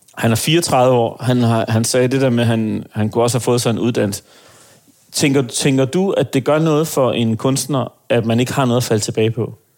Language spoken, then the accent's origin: Danish; Aarhus, Central Denmark Region, Denmark; jeg er jo fra Aarhus af